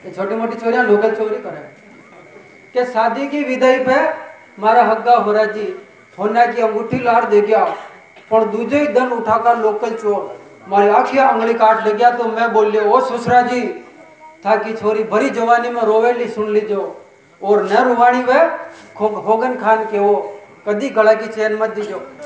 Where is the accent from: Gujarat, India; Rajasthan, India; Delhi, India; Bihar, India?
Rajasthan, India; Chittorgarh; accent: Mewari; मैं चित्तौड़ का रहने वाला हूँ